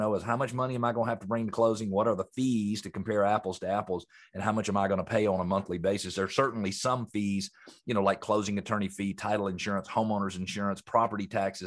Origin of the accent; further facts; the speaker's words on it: Atlanta, Georgia, United States; I grew up here in Metro Atlanta, and I was in the landscaping business as a teenager